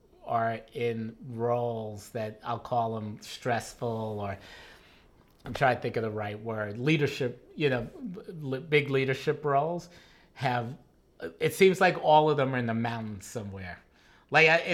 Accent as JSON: {"language": "English", "town": "New York City", "region": "New York", "country": "United States", "tie": "born or raised there", "also_born_or_lived": "Bay Area, California / Wisconsin / London / Los Angeles", "moved": "as an adult", "said": "I grew up in the South Bronx"}